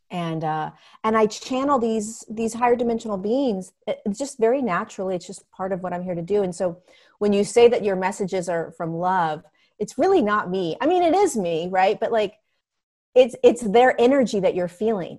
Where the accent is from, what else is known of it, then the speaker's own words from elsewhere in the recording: Southern California, United States; also born or lived in Inglewood, California; I grew up in Southern California. I grew up in, um, I, I was born in Inglewood, California. Um, and then I grew up in the beach, beach towns